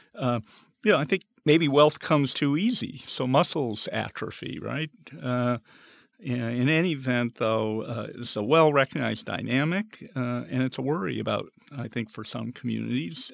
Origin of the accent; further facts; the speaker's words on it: the West, United States; moved away; also born or lived in Arizona; growing up in the West